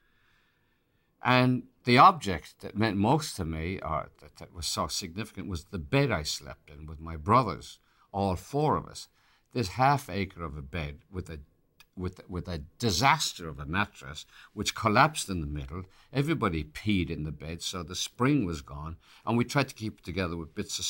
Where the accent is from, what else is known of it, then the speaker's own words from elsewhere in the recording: Ireland; accent: Irish; now in United States; I'd lose my Irish accent